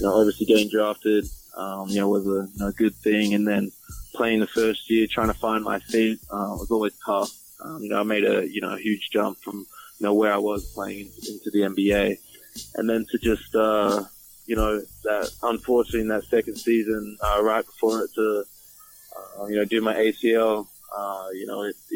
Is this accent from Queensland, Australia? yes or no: no; Melbourne, Victoria, Australia; I'm from Melbourne, Australia.